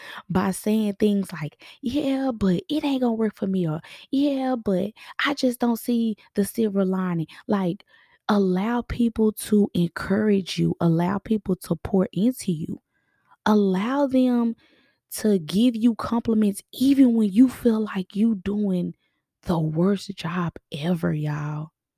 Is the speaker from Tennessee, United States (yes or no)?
no; Texas, United States; we're from Texas